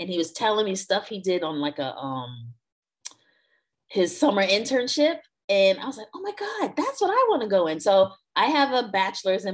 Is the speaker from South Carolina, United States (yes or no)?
yes; South Carolina, United States; moved away as an adult; now in Washington, DC, United States; I'm from South Carolina, so, you know, I'm a Southern girl at heart